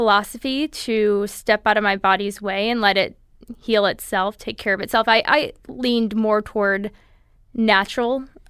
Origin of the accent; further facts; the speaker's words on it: Holland, Michigan, United States; now in California, United States; I grew up in Michigan, in Holland, Michigan, on the west side of the state, and we moved out to California about 7 years ago.